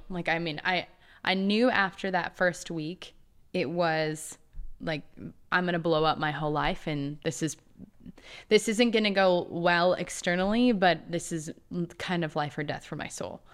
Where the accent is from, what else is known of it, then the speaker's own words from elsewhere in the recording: Two Harbors, Minnesota, United States; moved away; also born or lived in California; I grew up in a tiny town in Minnesota. It's called Two Harbors